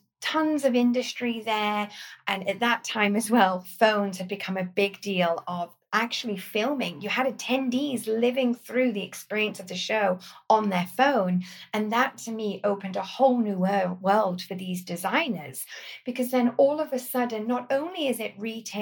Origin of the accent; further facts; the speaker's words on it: Corby, East Midlands, United Kingdom; moved away as an adult; also born or lived in Sheffield; I grew up in the East Midlands that actually, although in the countryside just north of London, is also an extremely industrial town, a place called Corby